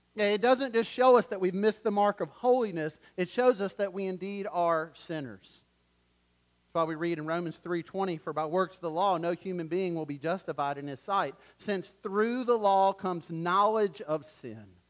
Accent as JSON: {"language": "English", "town": "Wilmington", "region": "North Carolina", "country": "United States", "moved": "yes", "said": "we're actually from Wilmington"}